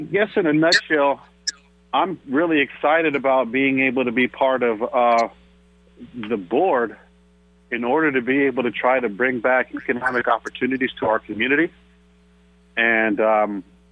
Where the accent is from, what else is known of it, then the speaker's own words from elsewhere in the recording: Seattle, Washington, United States; I'm from the Central area. I went to Garfield High School, later to University of Washington